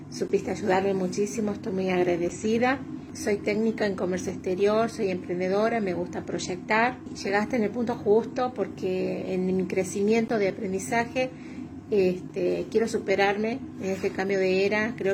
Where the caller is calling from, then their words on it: Argentina; de Argentina.